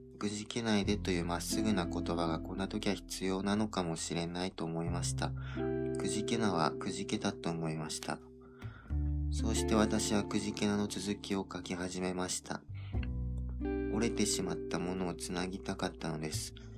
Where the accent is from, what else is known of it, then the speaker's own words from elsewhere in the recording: Okinawa, Japan; 僕は沖縄出身